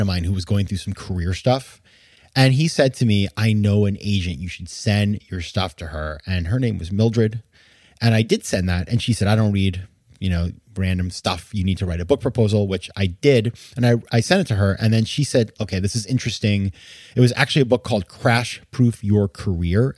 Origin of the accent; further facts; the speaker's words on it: Maine, United States; I had been writing a column for my hometown newspaper in Maine